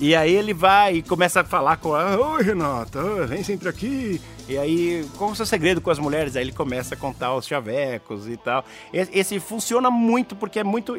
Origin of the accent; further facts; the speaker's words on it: Brazil; eu sou do Brasil